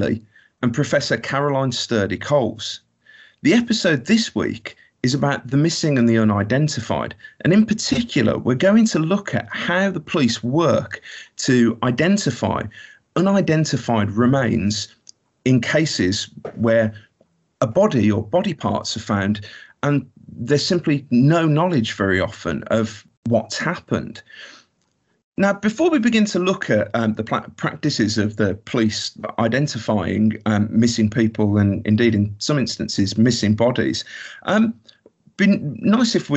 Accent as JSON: {"language": "English", "town": "Birmingham", "region": "West Midlands", "country": "United Kingdom", "said": "I'm from Birmingham"}